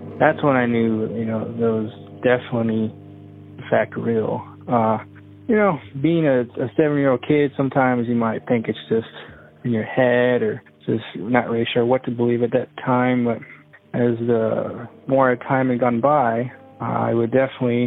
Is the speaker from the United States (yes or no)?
yes; Austin, Texas, United States; I was born and raised in Austin, Texas.